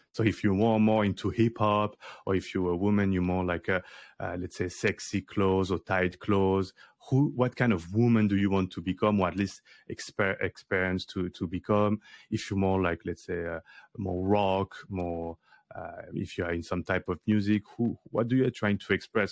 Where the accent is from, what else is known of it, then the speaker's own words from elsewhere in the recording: Paris, Île-de-France, France; I grew up in Paris in the eleventh arrondissement near to, to Bastille